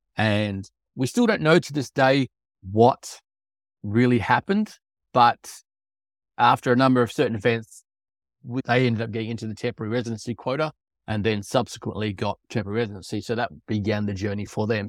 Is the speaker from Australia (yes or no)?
yes; Australia; moved away as an adult; now in Novosibirsk, Russia; I'm an Australian.